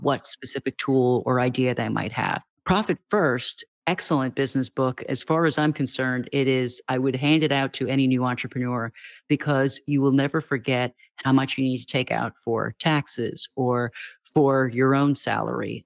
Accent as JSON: {"language": "English", "country": "United States", "said": "as an American"}